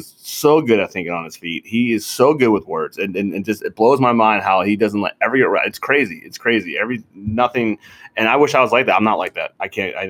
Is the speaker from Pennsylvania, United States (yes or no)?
yes; Pittsburgh, Pennsylvania, United States; me too